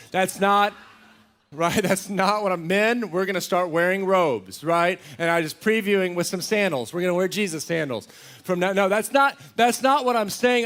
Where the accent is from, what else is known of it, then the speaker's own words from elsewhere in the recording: Texas, United States; a little, little ranch I grew up on in Texas